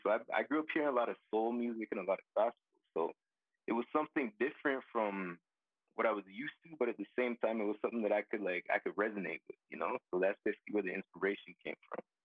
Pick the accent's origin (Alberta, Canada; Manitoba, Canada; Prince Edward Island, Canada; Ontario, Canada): Alberta, Canada; Calgary; I was born in Calgary, most definitely. I was born in Calgary